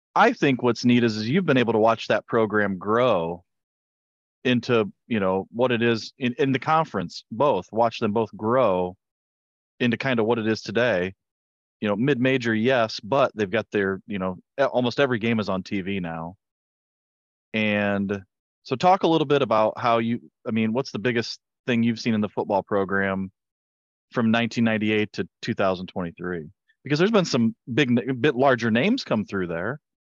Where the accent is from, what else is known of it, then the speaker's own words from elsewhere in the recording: Hicksville, Ohio, United States; I'm from Hicksville, Ohio